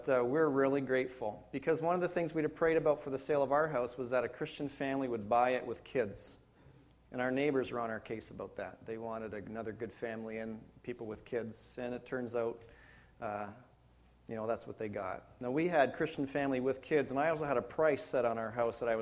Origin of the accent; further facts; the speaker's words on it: Penetanguishene, Ontario, Canada; also born or lived in Wainfleet, Ontario / Hamilton, Ontario; now in London, Canada; Well, Toronto, Ontario. You know, nobody knows where Penetang is.